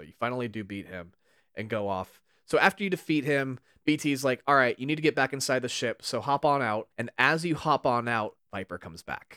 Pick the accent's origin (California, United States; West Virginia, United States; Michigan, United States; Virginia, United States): California, United States; we grew up in very different parts of California